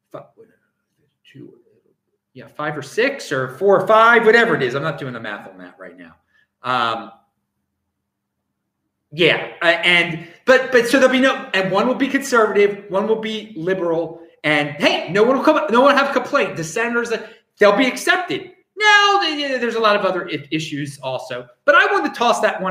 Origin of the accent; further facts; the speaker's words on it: United States; now in Adelaide, Australia; as an American